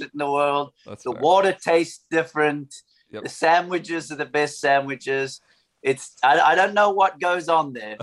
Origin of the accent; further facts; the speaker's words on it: Somerset West, Western Cape, South Africa; my hometown in Somerset West.